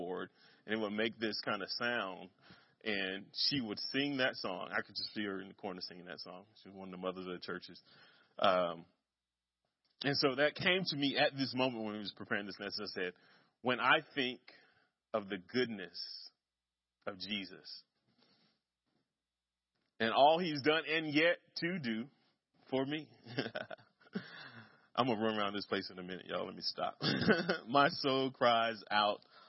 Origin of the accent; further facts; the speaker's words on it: Kinston, North Carolina, United States; Kinston, my hometown